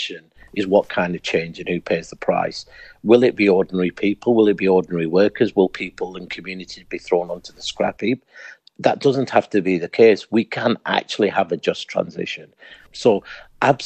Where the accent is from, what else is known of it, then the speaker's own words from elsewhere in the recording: Pakistan; I'm originally from Pakistan